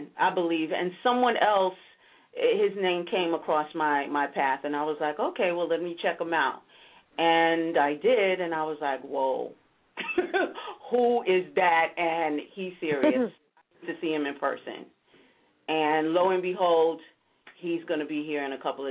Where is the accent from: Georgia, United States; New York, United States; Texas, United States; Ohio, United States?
New York, United States; I'm from New York